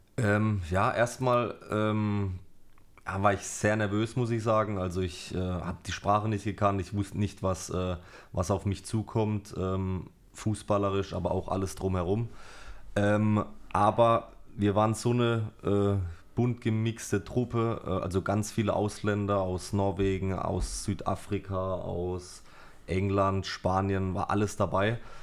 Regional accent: Karlsruhe, Baden-Württemberg, Germany; also born or lived in Germersheim; ich bin äh, in Germersheim geboren, bin dann mit zwei oder drei Jahren, ähm, also meine Eltern haben mich mitgenommen nach Karlsruhe, Studensee, Blankenloch, mhm. bin dann da groß geworden

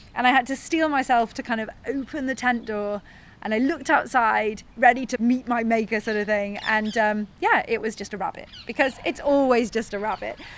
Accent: North Wales, United Kingdom; I grew up in North Wales

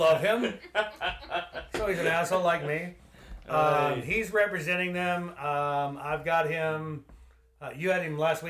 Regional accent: Texas, United States; moved away; since we're both from Texas

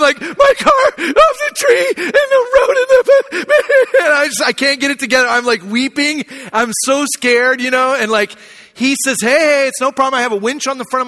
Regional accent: Arizona, United States; moved away; I grew up in Arizona, so I don't know that much about snow or driving in the ice.

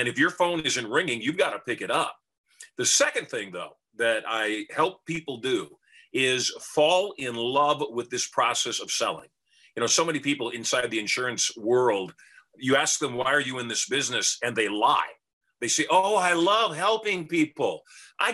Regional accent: Michigan, United States; now in Las Vegas, United States; we grew up dirt poor in Michigan

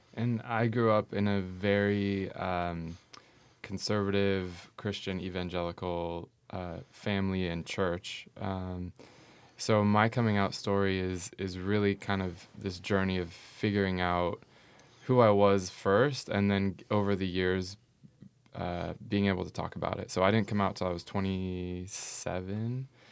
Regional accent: Northern California, United States; moved away as an adult; now in Portland, United States; I am from Northern California

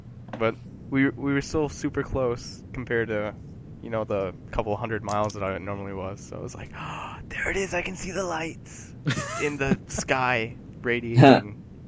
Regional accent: Minnesota, United States; now in Orlando, United States; Well, I came from Minnesota, but I am in Orlando now.

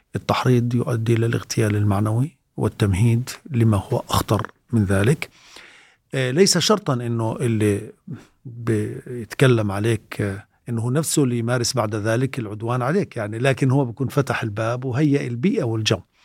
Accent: Sebastia, West Bank, Palestine; انا درست في سباستيا انا من مواليد 61

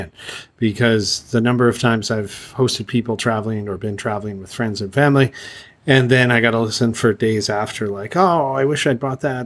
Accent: Canada; moved away; I'm from Canada

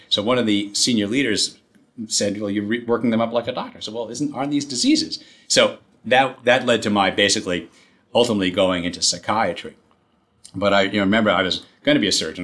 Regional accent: New York City, New York, United States; I grew up in Queens.

